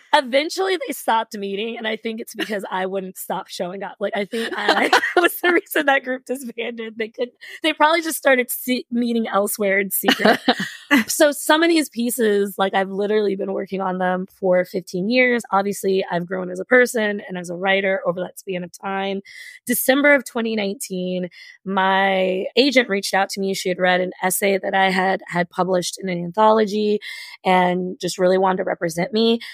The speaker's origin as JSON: {"language": "English", "region": "Kentucky", "country": "United States", "tie": "born or raised there", "said": "I grew up in Kentucky"}